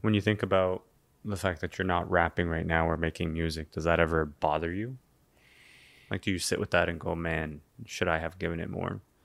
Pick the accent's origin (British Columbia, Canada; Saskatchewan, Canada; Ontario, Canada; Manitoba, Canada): Ontario, Canada; Toronto; I'm from Toronto